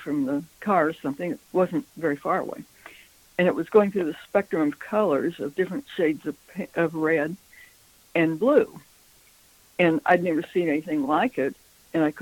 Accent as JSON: {"language": "English", "region": "Midwestern United States", "country": "United States", "said": "We're from the Midwestern United States"}